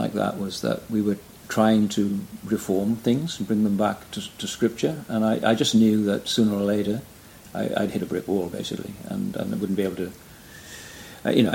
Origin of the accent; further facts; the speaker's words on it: Wales, United Kingdom; moved away as an adult; now in Brisbane, Australia; I'm from Wales originally, as you probably tell by my accent.